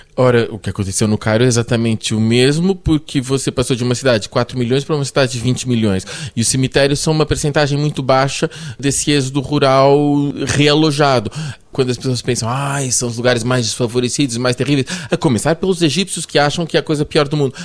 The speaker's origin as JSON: {"language": "Portuguese", "region": "Lisbon", "country": "Portugal", "tie": "born or raised there", "also_born_or_lived": "Brazil / Paris, France / Germany", "said": "É a cidade onde eu cresci desde os uh, eh, 11 anos."}